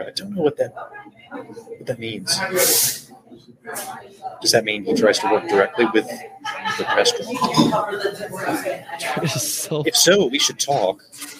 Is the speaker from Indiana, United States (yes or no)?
yes; Indianapolis, Indiana, United States